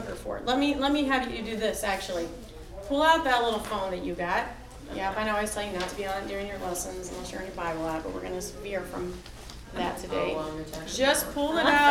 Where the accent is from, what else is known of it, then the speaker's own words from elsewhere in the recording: Alton, United States; I grew up in Alton.